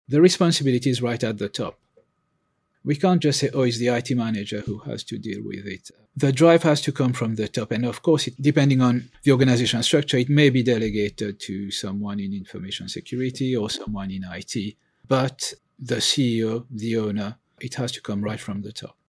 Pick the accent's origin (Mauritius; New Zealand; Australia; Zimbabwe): Mauritius; also born or lived in continental Europe; now in United Kingdom; I'm originally from Mauritius. I've lived and worked in five countries, inc-, that includes the U K, as well as in continental Europe and emerging markets.